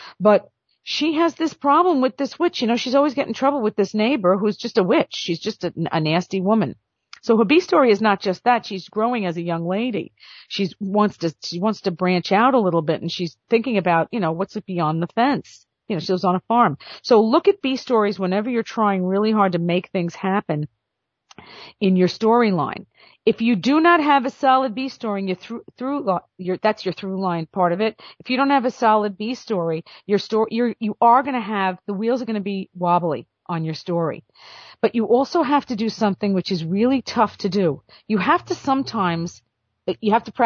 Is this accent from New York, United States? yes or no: yes; New York, United States; I'm from New York